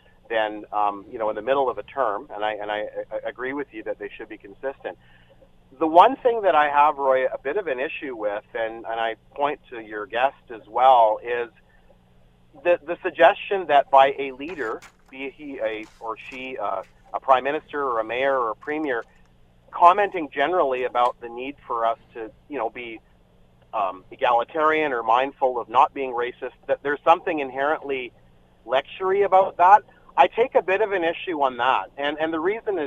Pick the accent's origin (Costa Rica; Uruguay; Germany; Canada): Canada; now in Vancouver, Canada; I grew up in a small town in Canada